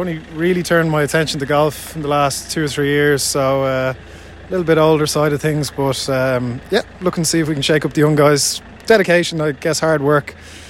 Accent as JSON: {"language": "English", "town": "Enniscrone", "region": "Connacht", "country": "Ireland", "tie": "born or raised there", "said": "I was a young boy then, but yeah, I mean, growing up in Enniscrone"}